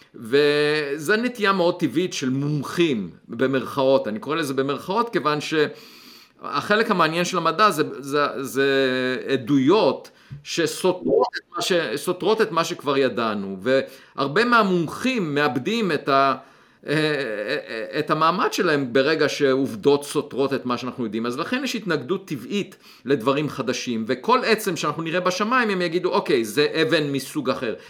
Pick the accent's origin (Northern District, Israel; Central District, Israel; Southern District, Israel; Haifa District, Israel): Central District, Israel; Beit Hanan; moved away; אני נולדתי במושב בית חנן, אה, גדלתי, אה, בילדותי אספתי ביצים